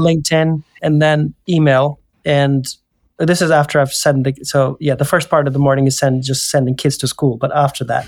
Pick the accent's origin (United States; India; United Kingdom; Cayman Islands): India; moved away; I come from India